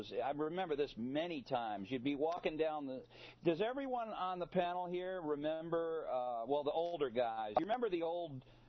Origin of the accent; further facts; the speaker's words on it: Detroit, Michigan, United States; also born or lived in New York City, Long Island area; now in Catskill Mountains, New York, United States; when I was growing up in Detroit.